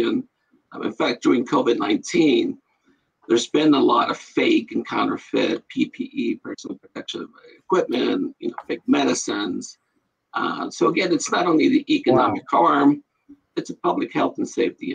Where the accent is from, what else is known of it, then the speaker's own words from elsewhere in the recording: El Paso, Texas, United States; moved away as an adult; I grew up in El Paso, Texas